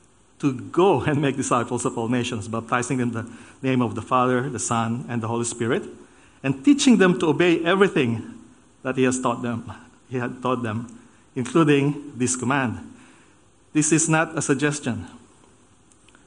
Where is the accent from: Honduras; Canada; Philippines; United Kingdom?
Philippines; moved away as an adult; also born or lived in United States / Germany; now in Australia; I was born in the Philippines